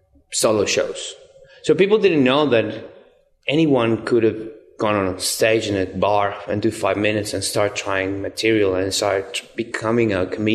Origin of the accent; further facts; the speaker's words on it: Venezuela; English is a second language; moved away as an adult; now in Australia; I come from Venezuela.